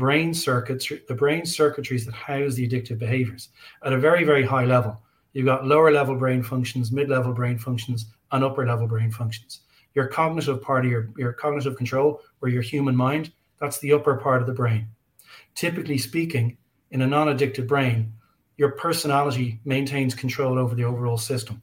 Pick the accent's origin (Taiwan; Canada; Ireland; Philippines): Ireland; I'm an Irish guy.